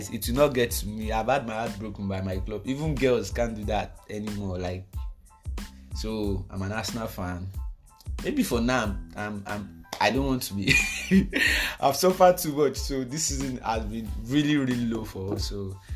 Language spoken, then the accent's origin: English; Ilawe-Ekiti, Ekiti, Nigeria; I'm from Ekiti